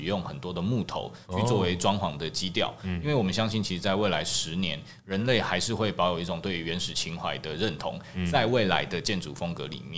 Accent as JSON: {"language": "Chinese", "country": "Taiwan", "said": "就是我们台湾人的美感会不会其实还是往哪个方向去？"}